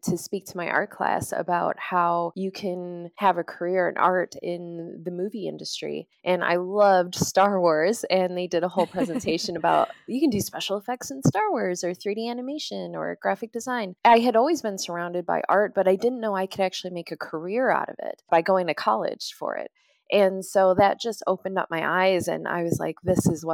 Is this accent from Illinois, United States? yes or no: yes; Chicago, Illinois, United States; moved away as an adult; now in Wellington, New Zealand; I'm originally from Chicago, Illinois, United States